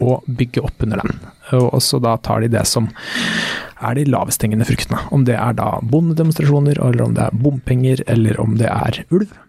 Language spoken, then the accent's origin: Norwegian; Norway; jeg vokste opp i Skjetve